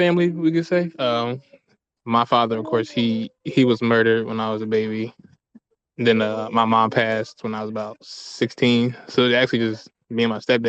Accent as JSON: {"language": "English", "town": "Camden", "region": "New Jersey", "country": "United States", "tie": "born or raised there", "said": "I'm from Camden, New Jersey, which was for a long time one of the most dangerous slash poorest slash highest crime slash murder rates in the country for like years on end. And I think they just started like gentrifying where I'm from. But growing up, I was one in nine chance of being the victim of a violent crime every day."}